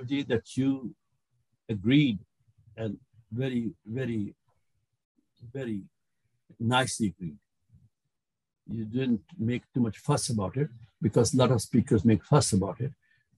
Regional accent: India; moved away; I grew up in India

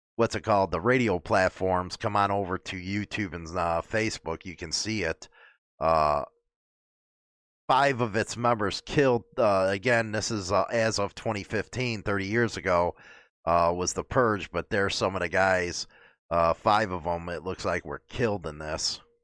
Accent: United States; as an American

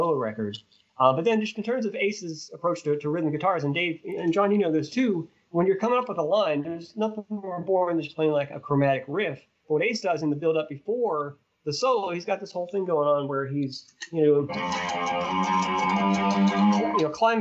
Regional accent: Swissvale, Pennsylvania, United States; my hometown, Swissvale

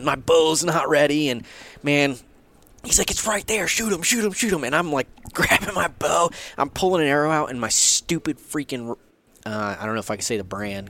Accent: Southeast, United States; I grew up in the Southeast. Your chances of shooting a Pope and Young animal where you hunt in North Alabama, they're there.

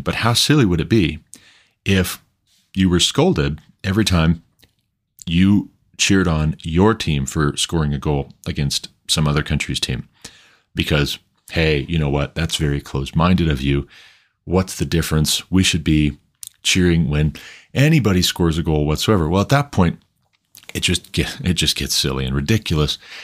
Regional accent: United States; as an American

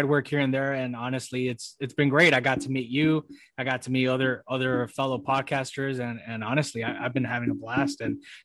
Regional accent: San Diego, California, United States; now in St. Louis, United States; I'm actually from San Diego.

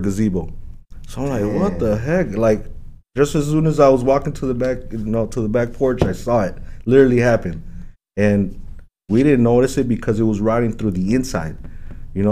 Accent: Aurora, Illinois, United States; I was living right here on the west side. Okay. Went to, you know, all the West Aurora elementary schools

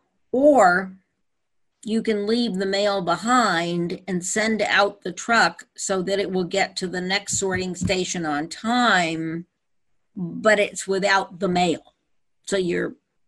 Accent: Petaluma, California, United States; also born or lived in Napa, California; when I was growing up in Petaluma and in Napa, they were small towns

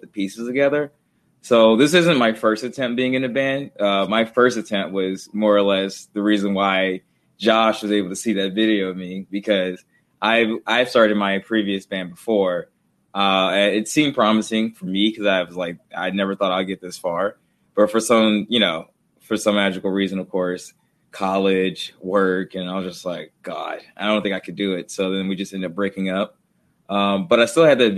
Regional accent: Arkansas, United States; I'm from Arkansas

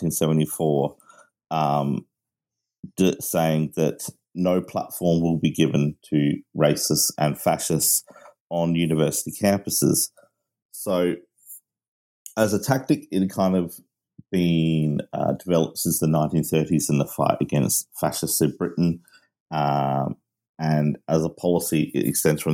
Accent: Australia; also born or lived in Manchester, United Kingdom; I am Australian of British parents, and I okay. lived in Manchester.

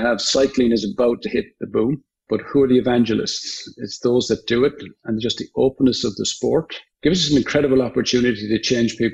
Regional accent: Limerick, Munster, Ireland; moved away as an adult; now in United States; I'm from Limerick

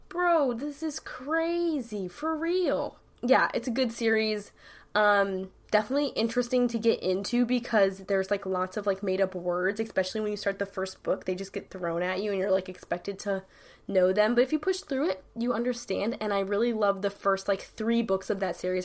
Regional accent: New York, United States; I'm from New York. I say dead ass

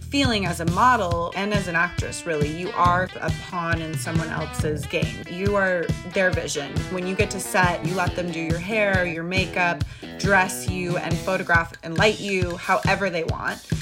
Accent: California, United States; moved away; also born or lived in New York; I'm from California.

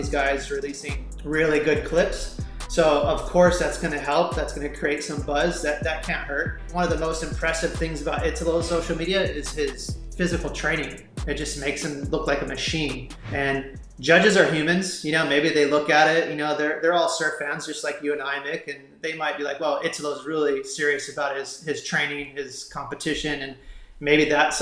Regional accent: Haleiwa, Hawaii, United States; born or raised there

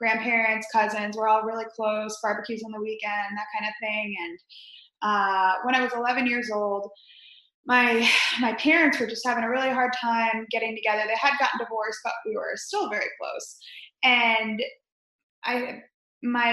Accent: Spring Hill, Florida, United States; also born or lived in New York / Chicago; now in Tampa, United States; we moved to Spring Hill, Florida, which not many people have heard

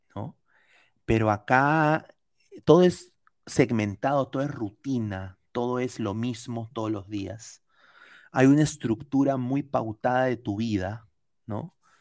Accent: Peru; now in United States; yo culturalmente no soy americano, soy peruano

